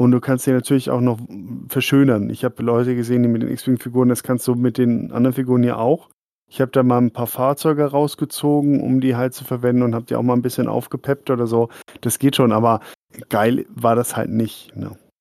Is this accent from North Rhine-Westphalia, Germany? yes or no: yes; Dortmund, North Rhine-Westphalia, Germany; now in Oberasbach, Germany; ich bin auch Wahlfrank, ich komme aus Dortmund